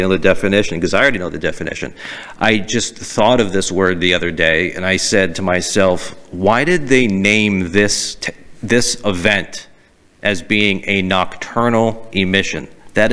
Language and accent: English; Boston, Massachusetts, United States; accent: Boston; I had a Boston accent.